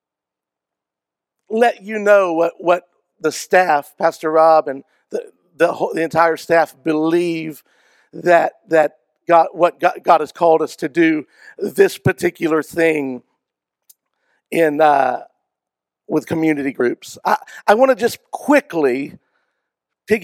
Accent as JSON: {"language": "English", "region": "Georgia", "country": "United States", "tie": "born or raised there", "moved": "yes", "lives_now": "Travelers Rest, United States", "said": "I grew up in Georgia"}